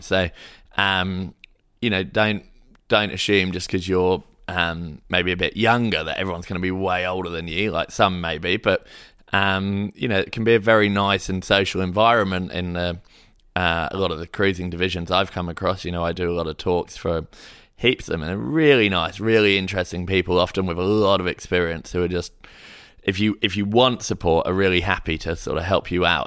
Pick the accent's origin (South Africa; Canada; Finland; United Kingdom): United Kingdom; Hayling Island, South East England; now in Sydney, Australia; I grew up in Hailing Island sailing club